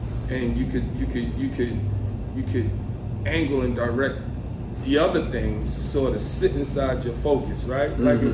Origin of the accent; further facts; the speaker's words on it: New York City, New York, United States; moved away as an adult; also born or lived in Atlanta, Georgia; now in Charlotte, United States; That's where I'm born